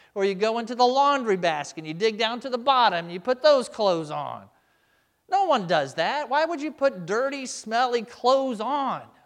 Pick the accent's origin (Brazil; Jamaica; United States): United States; as American Christians